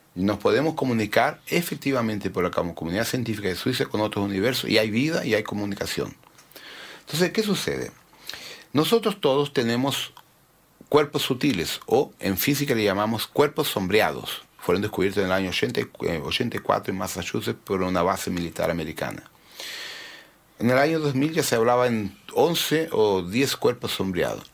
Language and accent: Spanish; Brazil; also born or lived in Santiago, Chile; yo me crié fuera de los padrones, los rótulos convencionales sociales en Brasil